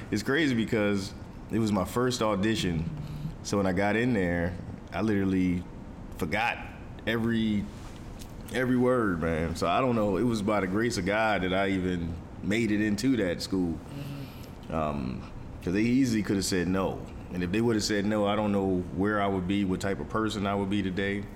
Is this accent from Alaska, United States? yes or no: no; Philadelphia, Pennsylvania, United States; I'm from Philly